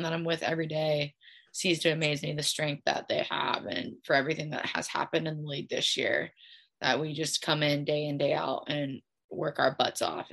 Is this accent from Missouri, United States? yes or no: yes; Kansas City, Missouri, United States; moved away as an adult; also born or lived in Nebraska; I was able to stay home and represent my hometown and play in the city that I grew up